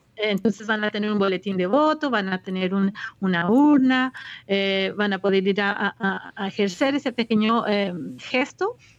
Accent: Colombia; now in Quebec, Canada; como colombiana

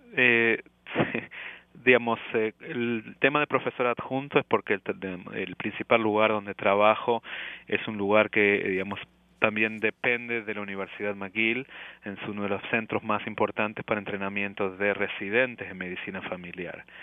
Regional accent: Córdoba, Argentina; first language Spanish; moved away as an adult; also born or lived in Buenos Aires, Argentina; now in Montreal, Canada; yo soy cordobés de la provincia

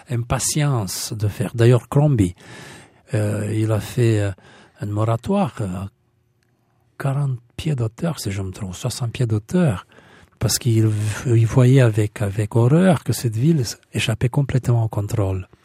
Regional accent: Bucharest, Romania; moved away; Mais quand nous sommes partis de Bucarest, à Roumanie, on avait la... On était décidé on avait quatre choix. Euh, le Canada, les États-Unis, euh, l'Australie et la Nouvelle-Zélande.

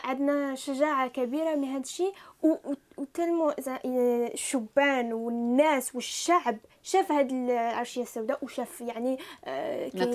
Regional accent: Algeria; now in Montreal, Canada; نحن كجزائريين مقيمون في كندا

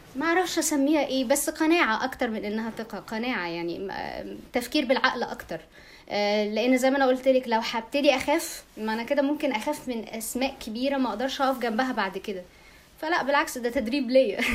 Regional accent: Egypt; عندنا في مصر

